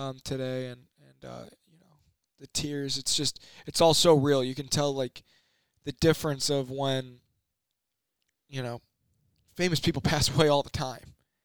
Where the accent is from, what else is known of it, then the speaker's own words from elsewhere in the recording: Chicago, Illinois, United States; growing up in Chicago and a Bulls fan